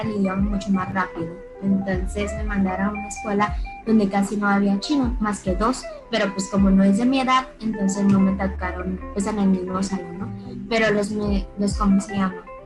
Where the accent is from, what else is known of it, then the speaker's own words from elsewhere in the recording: Mexicali, Baja California, Mexico; Spanish is a second language; also born or lived in China; desde los 6 años me mudé a México debido a cuestiones de trabajo de mis papás. Entonces soy más mexicana que china